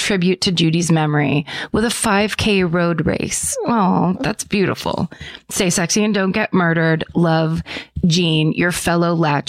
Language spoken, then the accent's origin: English; Woodstock, Connecticut, United States; I'm compelled to tell you about a murder that happened in my hometown of Woodstock, Connecticut. Mm. Woodstock is a very, very rural town in the northeast corner of the state.